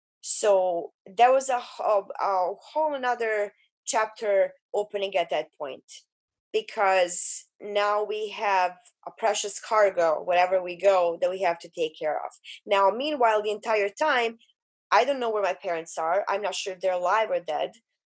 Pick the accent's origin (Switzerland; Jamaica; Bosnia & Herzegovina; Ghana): Bosnia & Herzegovina; English is a second language; I was a refugee from Bosnia.